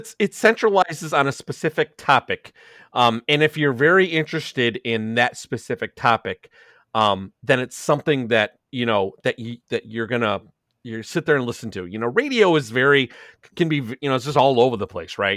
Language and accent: English; Chicago, Illinois, United States; now in Elmhurst, United States; I'm from Chicago.